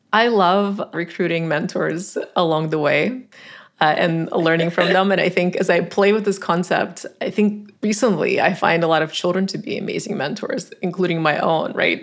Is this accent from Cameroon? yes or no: no; Tajikistan; English is a second language; moved away as an adult; now in United States; I grew up in Tajikistan, a former Soviet republic, now an independent country.